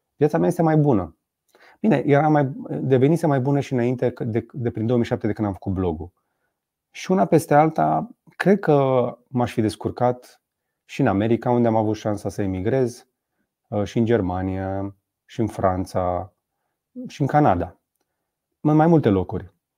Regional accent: Romania; first language Romanian; suntem români

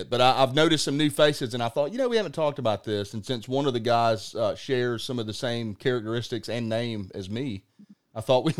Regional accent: Alabama, United States; For me, where I am, and I'm from the Wiregrass area originally, so I've always been coming to the Panhandle of Florida.

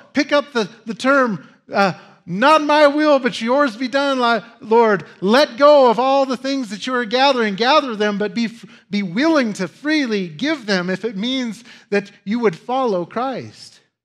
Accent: United States; As Americans

